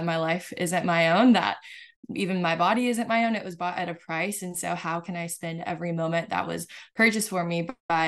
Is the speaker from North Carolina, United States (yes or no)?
no; California, United States; So I grew up in Southern California. Mm-hmm. And so Mexico was like a 30-minute drive away.